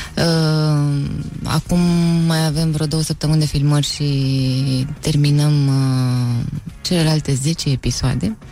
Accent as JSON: {"language": "Romanian", "town": "Eforie", "region": "Constanța County", "country": "Romania", "tie": "born or raised there"}